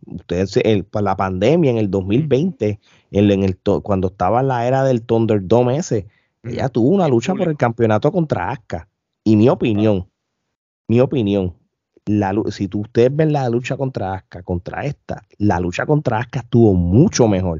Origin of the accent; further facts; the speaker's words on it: Puerto Rico; Nosotros como puertorriqueños